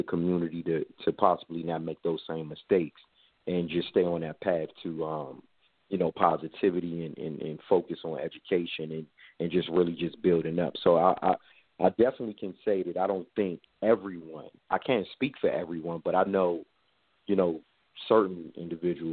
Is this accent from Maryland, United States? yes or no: yes; Forestville, Maryland, United States; I grew up in Forestville, Maryland